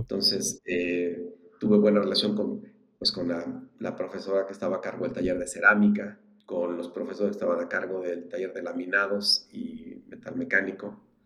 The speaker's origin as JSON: {"language": "Spanish", "region": "Querétaro", "country": "Mexico", "tie": "born or raised there", "also_born_or_lived": "Mexico City", "said": "Soy prácticamente queretano, nací en la Ciudad de México."}